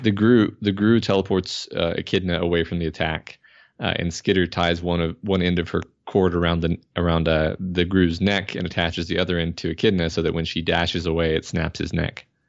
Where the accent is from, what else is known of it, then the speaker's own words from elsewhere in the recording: Houston, Texas, United States; moved away; I'm from Houston. Um, I lived in Houston most of my life